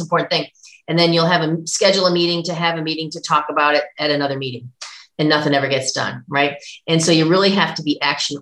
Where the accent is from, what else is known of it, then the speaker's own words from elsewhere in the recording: Buffalo, New York, United States; I grew up in Buffalo